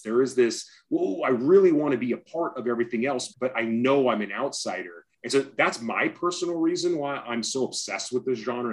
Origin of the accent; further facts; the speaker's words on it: Orange County, California, United States; also born or lived in Los Angeles; I was born in LA, I grew up in Orange County